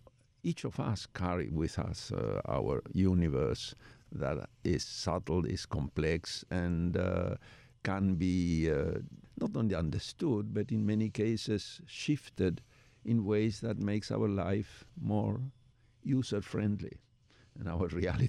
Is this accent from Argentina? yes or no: yes; Argentina; English is a second language; Well, I'm Jewish from Argentina, which is a very peculiar